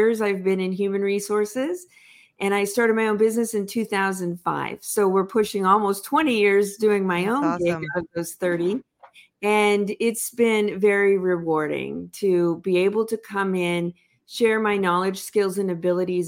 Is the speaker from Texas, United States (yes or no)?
no; Los Angeles, California, United States; also born or lived in San Diego / Orange County; I grew up in Los Angeles